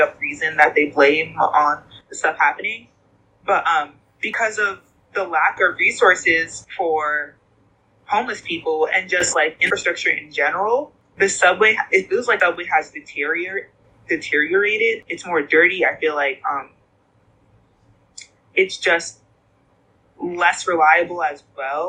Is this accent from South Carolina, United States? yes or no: no; New York City, New York, United States; growing up in New York City